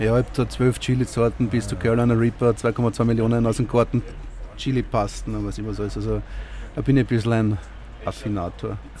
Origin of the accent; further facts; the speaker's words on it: Gänserndorf, Lower Austria, Austria; ich bin aus Gensendorf, ja, und wir haben 10 Kebab in der Ortschaft